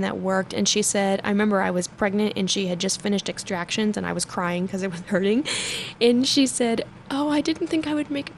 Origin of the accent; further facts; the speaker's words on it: Denver, Colorado, United States; also born or lived in Arvada, Colorado / Westminster, Colorado; I actually grew up in Denver. I'm from Arvada originally, and I live in Westminster now